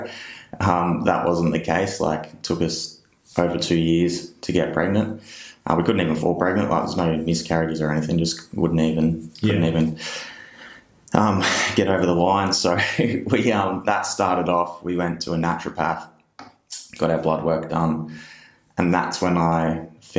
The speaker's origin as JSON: {"language": "English", "town": "Benalla", "region": "Victoria", "country": "Australia", "tie": "born or raised there", "also_born_or_lived": "Yackandandah, Victoria", "said": "I grew up in Northeast Victoria in a little place called Benalla, and live in Yakandanda now, which is just up the road, still in Northeast Victoria"}